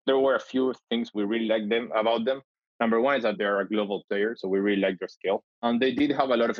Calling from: Tel Aviv, Tel Aviv District, Israel; I'm calling from Tel Aviv.

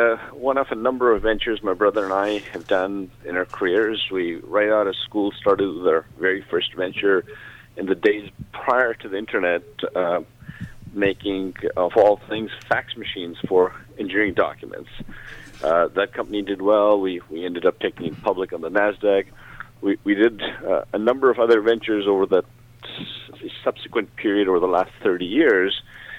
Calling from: Toronto, Ontario, Canada; I am in Toronto, Canada.

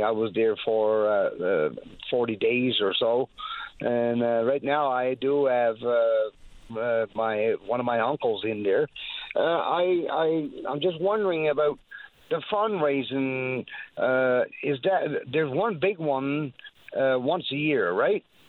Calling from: Great Northern Peninsula, Newfoundland and Labrador, Canada; I'm calling from the Great Northern Peninsula, where it's pretty windy overnight

